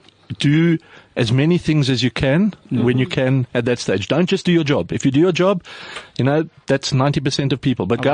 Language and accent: English; South Africa; We're from South Africa. You know, we all grew up in Cape Town, Joburg, Durban, whatever.